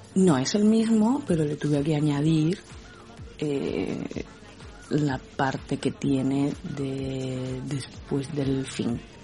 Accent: Cádiz, Andalusia, Spain; De España, Cádiz, el sur de España.

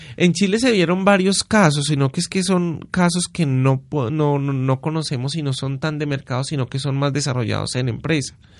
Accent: Paisa, Antioquia, Colombia; lo que somos los paisas

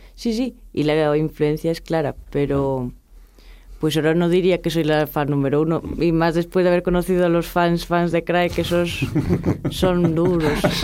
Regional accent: Pontevedra, Galicia, Spain; moved away; vengo de Pontevedra, que es donde nací sí. y donde vuelvo a vivir ahora

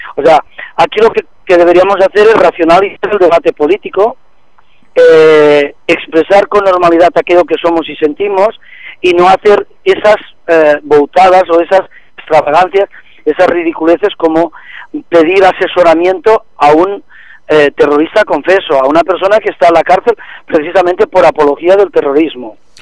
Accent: Catalonia, Spain; somos catalanes

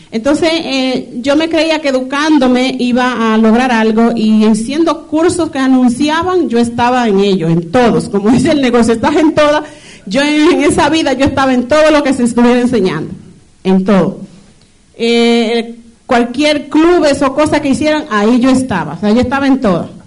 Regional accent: Dominican Republic; lo poquito que le puedo hablar es que soy dominicana, ya todos saben.

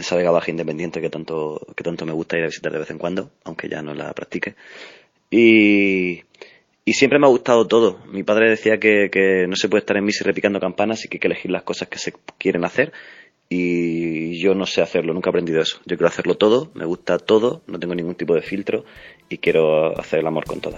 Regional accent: Spain; soy hijo de la Huerta del Segura, em, donde Murcia se convierte en Alicante

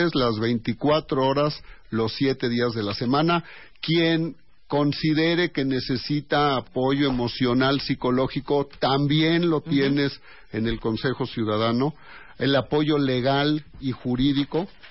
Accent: Mexico City, Mexico; somos una sociedad muy diferente al resto de nuestro país. Todos somos mexicanos

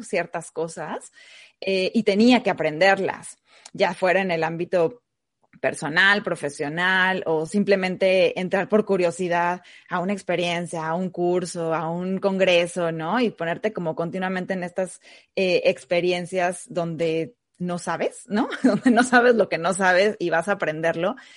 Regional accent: Mexico; also born or lived in Argentina; now in United States; Soy mexicana, vivo actualmente en Estados Unidos y anteriormente viví también en Argentina

